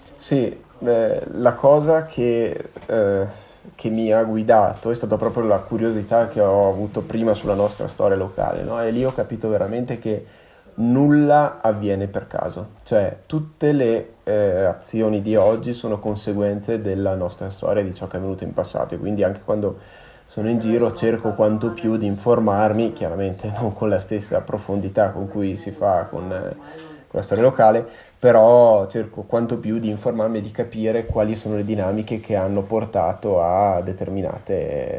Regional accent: Panchià, Trentino-Alto Adige, Italy; sono di Panchia

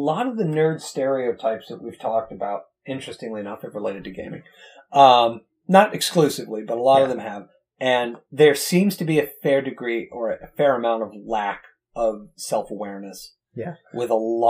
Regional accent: United States; But as an American, we know better.

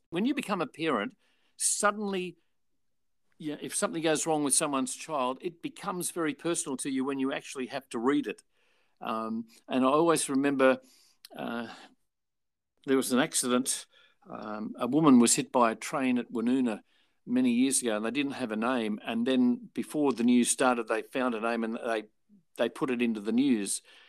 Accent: Australia; So what Alan did was use me as the Australian act.

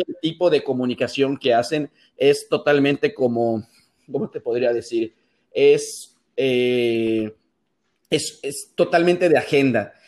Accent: Mérida, Yucatán, Mexico; also born or lived in Monterrey; yo estoy en Mérida, soy de Mérida y vivo en Mérida

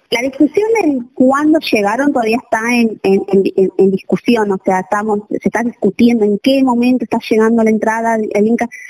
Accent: Buenos Aires, Argentina; now in Jujuy, Argentina; yo soy de Buenos Aires, eh, de la ciudad de Buenos Aires

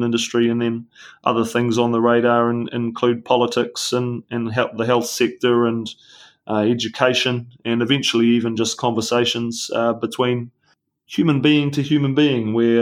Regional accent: New Zealand; as a New Zealander

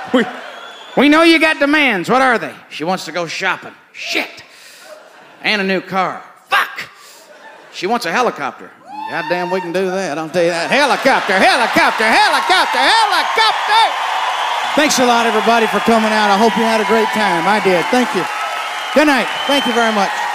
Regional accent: East Texas, United States; I had three sisters growing up in East Texas

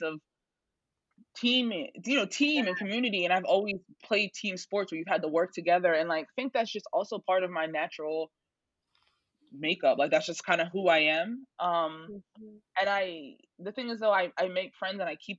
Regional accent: Norristown, Pennsylvania, United States; I'm from Norristown. I went away for school. I came back

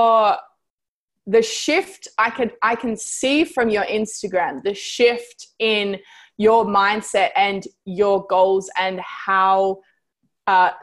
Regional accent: United States; moved away as an adult; also born or lived in Thailand / Bali; I'm from America

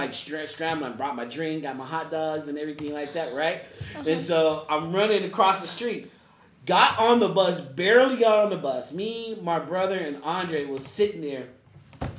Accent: Denver, Colorado, United States; I'm from Denver

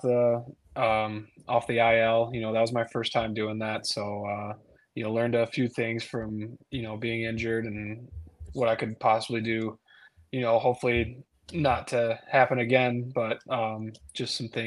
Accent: Michigan, United States; I'm from Michigan, and you know that was my team growing up

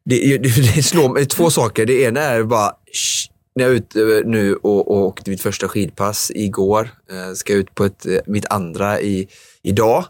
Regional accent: Vårgårda, Västra Götaland, Sweden; Vårgårda eh, eh, lopp som går där, eh, världscuptävlingen där jag kommer ifrån

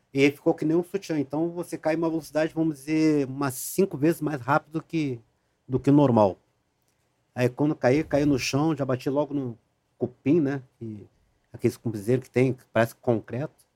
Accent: Rio Grande do Sul, Brazil; moved away; also born or lived in Rio de Janeiro; eu saí do Rio de Janeiro, voltei para o Rio Grande do Sul

